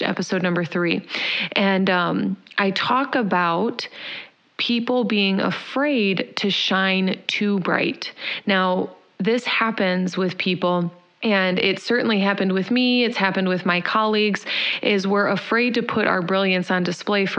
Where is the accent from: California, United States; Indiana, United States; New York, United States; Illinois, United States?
Indiana, United States; moved away; also born or lived in Chicago; I'm from Indiana